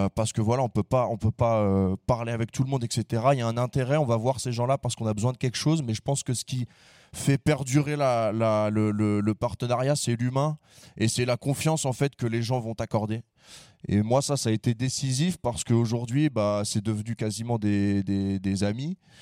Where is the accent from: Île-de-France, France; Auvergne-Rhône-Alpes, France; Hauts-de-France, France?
Île-de-France, France; Conflans-Sainte-Honorine; on est de Conflans.